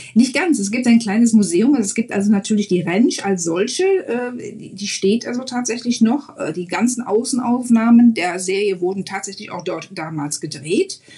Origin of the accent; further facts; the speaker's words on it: Mönchengladbach, North Rhine-Westphalia, Germany; moved away as an adult; now in Frisco, United States; Ich bin geboren in Mönchengladbach und ich lebe und arbeite jetzt in Frisco, Texas